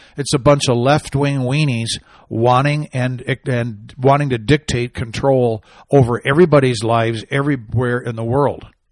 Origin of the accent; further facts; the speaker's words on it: Arizona, United States; out of my home state, uh, Arizona